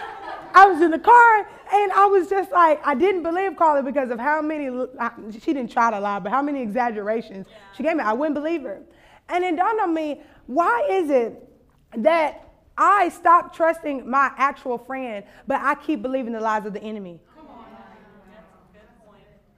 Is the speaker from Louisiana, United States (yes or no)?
yes; Louisiana, United States; I'm from Louisiana